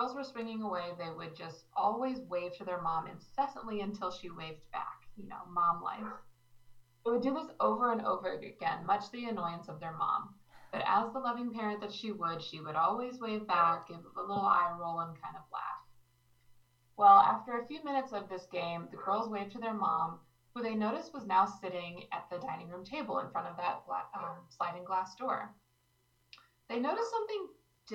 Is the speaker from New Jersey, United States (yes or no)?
no; Manlius, New York, United States; now in Orlando, United States; I grew up in upstate New York in a small town named Manlius